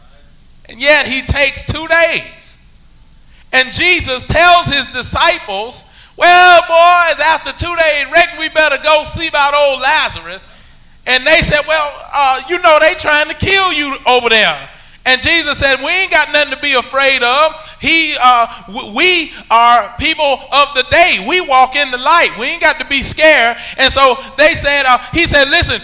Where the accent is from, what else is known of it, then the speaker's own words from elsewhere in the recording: Alabama, United States; I'm from Alabama